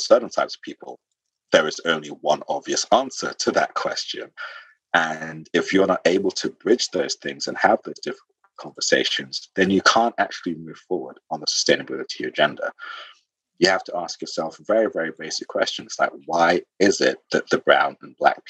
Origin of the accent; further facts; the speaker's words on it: London, United Kingdom; also born or lived in Sierra Leone; I'm a Londoner, but I'm also, you know, Sierra Leonean.